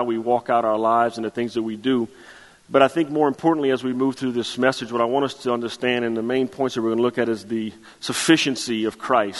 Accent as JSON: {"language": "English", "town": "Chauvin", "region": "Louisiana", "country": "United States", "said": "I'm from Chauvin, Louisiana"}